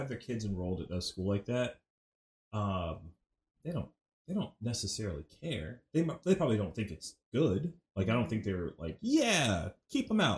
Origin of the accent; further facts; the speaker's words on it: South Carolina, United States; moved away as an adult; now in Orlando, United States; I grew up in South Carolina